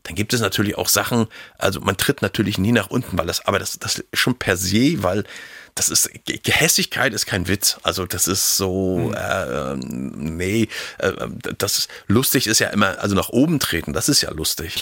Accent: Schwerin, Mecklenburg-Vorpommern, Germany; also born or lived in Hagenow; ich bin in Hagenow geboren und bin nach äh, 30 Tagen in die nächstbeste Großstadt geflohen. Also ich sage immer Schwerin

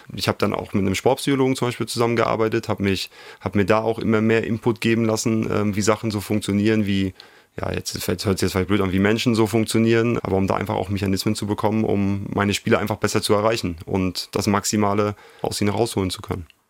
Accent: Schwerin, Mecklenburg-Vorpommern, Germany; moved away as an adult; also born or lived in Italy / Suhl; Schwerin ist meine Heimat. Ich bin hier groß geworden, hier aufgewachsen

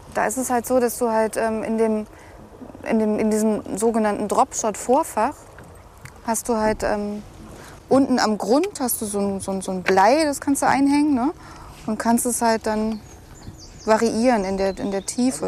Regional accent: near Nordhausen, southern Harz, Thuringia, Germany; now in Berlin, Germany; Thüringerin, also aus der Nähe von Nordhausen bin ich, im Südharz.

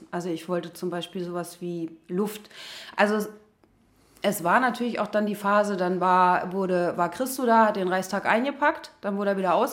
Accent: Berlin, Germany; Ja, ich bin tatsächlich äh, in Berlin geboren, in Neukölln.

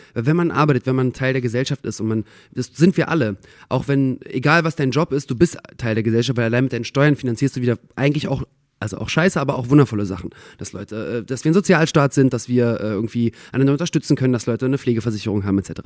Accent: Berlin, Germany; moved away; also born or lived in Israel; meine Identität hier in Deutschland, als ich komme aus Berlin, war ja trotzdem noch gepaart mit, wir sind Migranten.

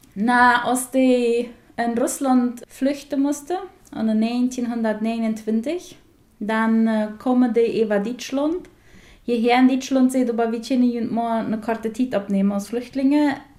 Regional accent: Colonia Friesland, Paraguay; accent: Plautdietsch; first language Plautdietsch; German is a second language; moved away as an adult; also born or lived in Bielefeld, Germany; now in Meppen, Germany; ich komme aus Friesland. Friesland das ist eine kleine Kolonie in Paraguay, im Norden von Paraguay.

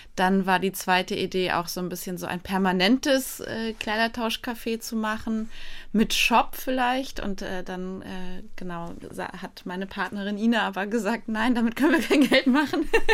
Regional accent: Poland; now in Germany; Ich bin ursprünglich Polin

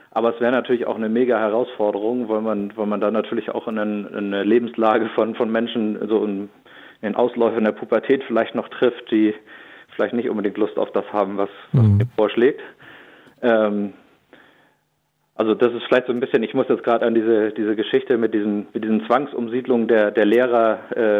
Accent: Schleswig-Holstein, Germany; Ich bin äh, 39 Jahre alt. Ich komme aus Schleswig-Holstein in der Nähe von Neumünster, einem kleinen Dorf

